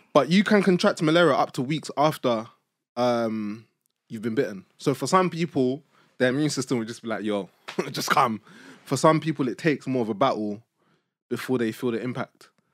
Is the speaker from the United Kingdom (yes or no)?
yes; United Kingdom; accent: British; also born or lived in Nigeria; I would speak in my British accent